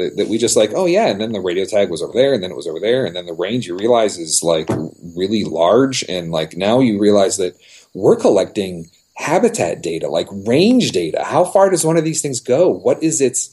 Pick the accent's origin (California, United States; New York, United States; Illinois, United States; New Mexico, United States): California, United States; Los Angeles; I was a city boy. I grew up in Southern California, Los Angeles.